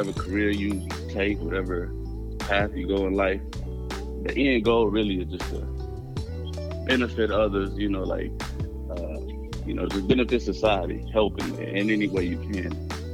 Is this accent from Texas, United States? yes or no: yes; Austin, Texas, United States; I'm from Austin, Texas. Born and raised